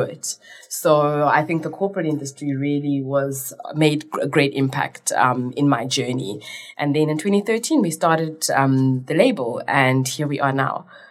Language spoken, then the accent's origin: English; Cape Town, Western Cape, South Africa; also born or lived in Zimbabwe; I'm more South African than I am Zimbabwean because I came here when I was five